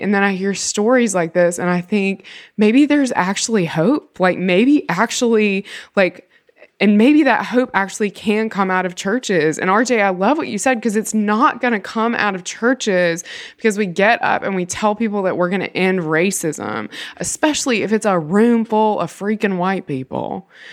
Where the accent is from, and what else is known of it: Mississippi, United States; born or raised there; moved away